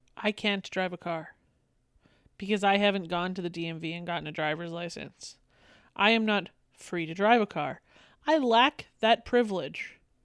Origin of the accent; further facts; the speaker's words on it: Canada; I am Canadian